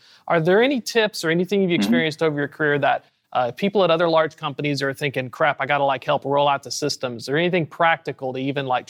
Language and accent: English; Chattanooga, Tennessee, United States; And in the South, I'm from Chattanooga.